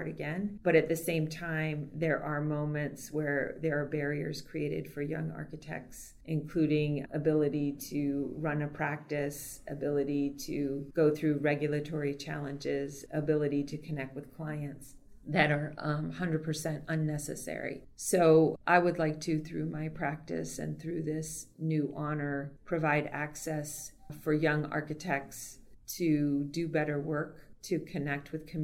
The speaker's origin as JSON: {"language": "English", "country": "Puerto Rico", "tie": "born or raised there", "moved": "yes", "said": "I was raised in Puerto Rico, and although I wasn't born there, I pretty much became who I am in a place like"}